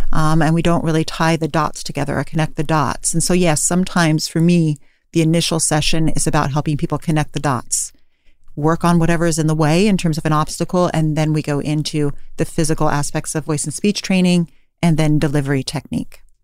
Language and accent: English; Davis, California, United States; now in San Francisco, United States; I'm from Davis, California originally